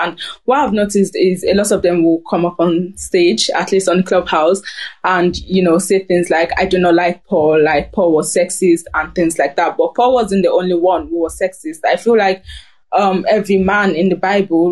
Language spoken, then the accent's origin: English; Germany; I grew up in Germany